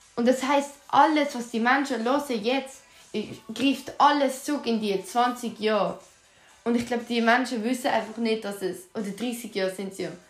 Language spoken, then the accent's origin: German; Aargau, Switzerland